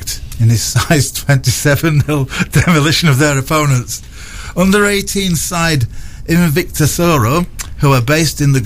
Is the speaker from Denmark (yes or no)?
no; England, United Kingdom; I'm English.